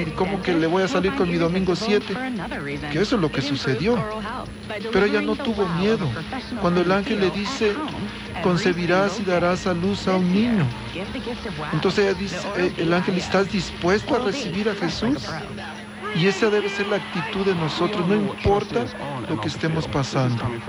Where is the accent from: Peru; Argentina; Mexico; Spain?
Mexico; moved away; yo allá en mi pueblo antes, en Zacapisla